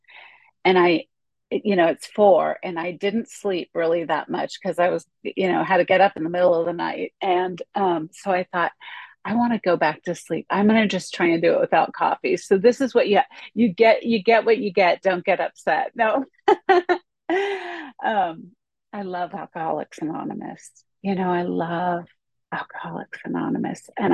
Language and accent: English; Orange County, California, United States; now in Los Angeles, United States; I am from Orange County, California. It's the county south of Los Angeles